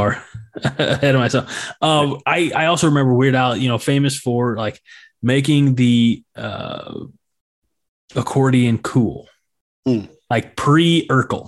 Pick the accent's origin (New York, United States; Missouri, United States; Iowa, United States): Missouri, United States; St. Louis; growing up in the St. Louis area, we had a radio station that I listened